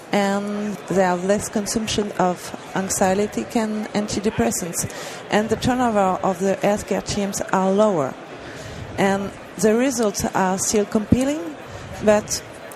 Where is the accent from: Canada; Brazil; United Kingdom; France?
France; English is a second language; I'm from France, English is not my mother tongue